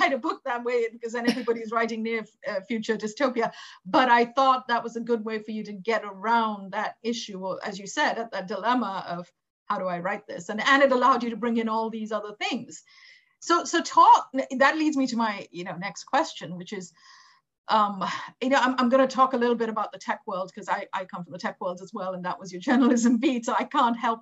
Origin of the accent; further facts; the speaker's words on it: India; moved away; I grew up in India, right? And I go back often. And even I, because I've been out of India for enough time